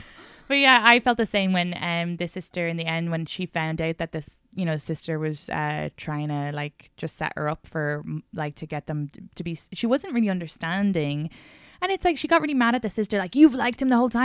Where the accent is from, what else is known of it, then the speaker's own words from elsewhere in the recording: Ireland; moved away; I grew up in Ireland